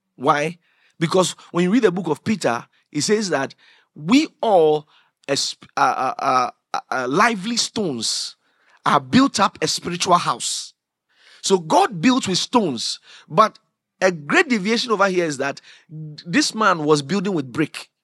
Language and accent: English; Accra, Greater Accra, Ghana; I grew up in Anadaraka. That's where we grew up. The Ghana Commercial Bank, the tower.